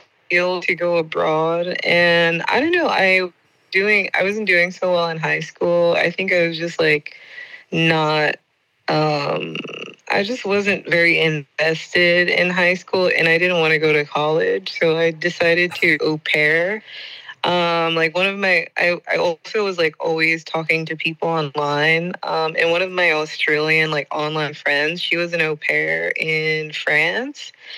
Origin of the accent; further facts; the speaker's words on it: New York City, New York, United States; moved away as an adult; also born or lived in Jamaica / Germany / Brussels; now in Budapest, Hungary; I'm originally from Jamaica, but raised in New York